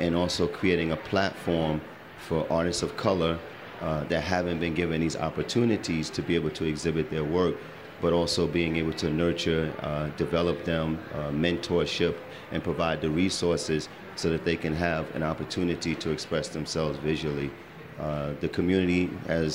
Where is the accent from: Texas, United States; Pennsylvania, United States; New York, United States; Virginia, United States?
New York, United States; Brooklyn; I was from Brooklyn, and the brownstone was what I was accustomed